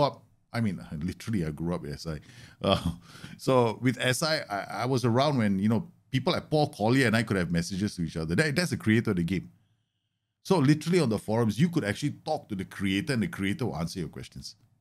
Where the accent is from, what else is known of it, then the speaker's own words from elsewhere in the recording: Singapore; Singaporean Indian.